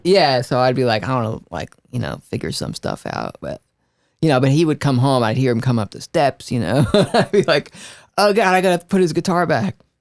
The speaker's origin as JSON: {"language": "English", "town": "Newark", "region": "New Jersey", "country": "United States", "said": "I'm from Newark, New Jersey, eh, so it was like a melting pot of, like, Italians and Puerto Ricans"}